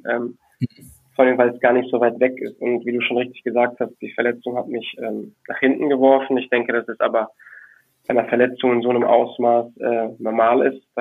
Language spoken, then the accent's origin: German; Düsseldorf, North Rhine-Westphalia, Germany; ich als äh, Düsseldorfer, der eben auch mit Tradition, Tradition groß geworden ist